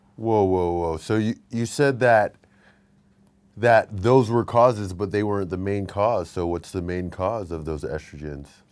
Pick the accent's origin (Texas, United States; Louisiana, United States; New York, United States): Texas, United States; I'm from Texas